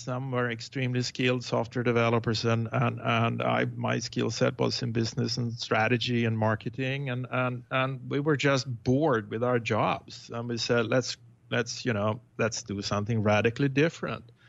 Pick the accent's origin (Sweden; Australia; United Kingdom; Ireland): Sweden; moved away as an adult; now in Tiburon, United States; I was born uh, in Sweden